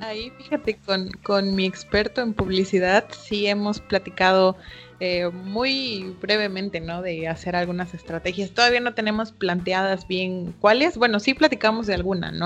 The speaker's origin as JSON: {"language": "Spanish", "region": "Chiapas", "country": "Mexico", "said": "como buenos chiapanecos"}